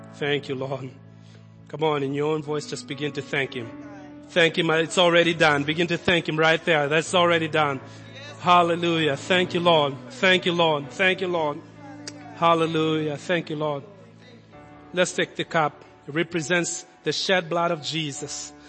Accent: Kenya; moved away; also born or lived in Lincoln; Kid from Kenya

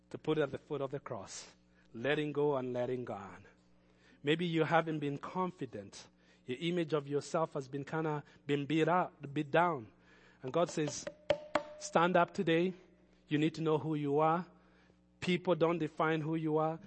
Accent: Kenya; moved away as an adult; I had already started in Kenya as a young person.

